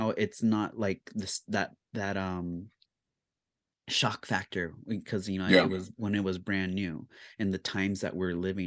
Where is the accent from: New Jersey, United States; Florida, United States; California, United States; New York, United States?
California, United States; growing up as a Californian